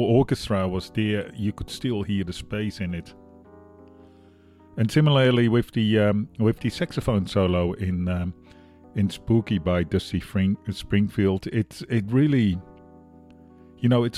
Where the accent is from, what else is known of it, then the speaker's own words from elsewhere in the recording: Netherlands; now in Australia; I'm from the Netherlands, living in Australia, broadcasting, well, in Brooklyn, New York